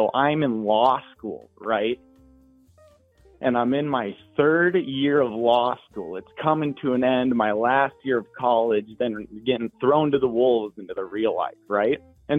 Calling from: Grand Forks, North Dakota, United States; Grand Forks, North Dakota. Shout out UND, baby.

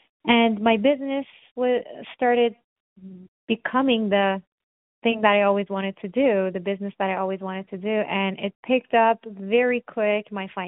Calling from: Toronto, Ontario, Canada; I'm calling from Toronto, Canada.

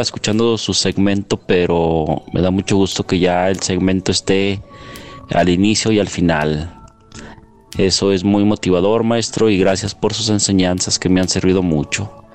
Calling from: Aguascalientes, Mexico; desde Aguascalientes, México

